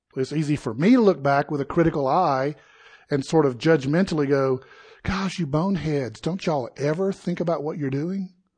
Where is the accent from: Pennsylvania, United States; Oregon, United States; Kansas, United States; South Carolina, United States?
South Carolina, United States; moved away as an adult; now in Colorado, United States; I was born and raised in South Carolina